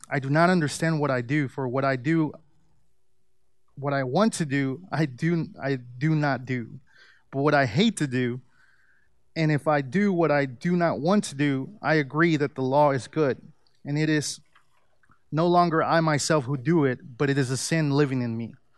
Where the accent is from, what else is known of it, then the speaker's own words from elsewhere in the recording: Mexico City, Mexico; moved away; I was born in Mexico City, and most of my family is Catholic. I grew up attending church